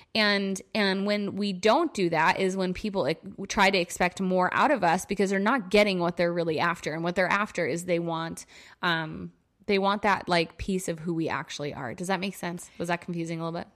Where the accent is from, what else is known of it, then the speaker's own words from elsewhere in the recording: New York, United States; moved away; in my hometown visiting my parents